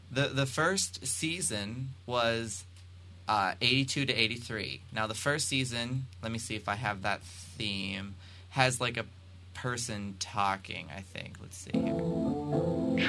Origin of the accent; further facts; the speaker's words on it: Pennsylvania, United States; I'm from Pennsylvania